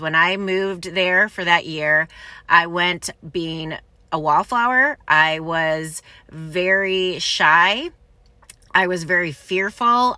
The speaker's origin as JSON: {"language": "English", "town": "Ann Arbor", "region": "Michigan", "country": "United States", "tie": "born or raised there", "said": "I grew up in Ann Arbor, Michigan"}